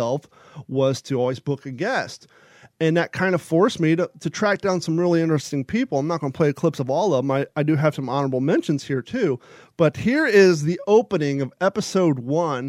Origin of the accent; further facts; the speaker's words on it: United States; also born or lived in Kentucky / Ohio / California; now in Florida, United States; I grew up in Kentucky and Ohio